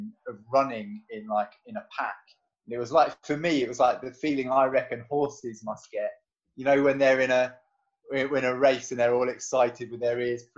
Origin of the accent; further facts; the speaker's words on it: London, United Kingdom; moved away as an adult; now in Sheffield, United Kingdom; I'm from London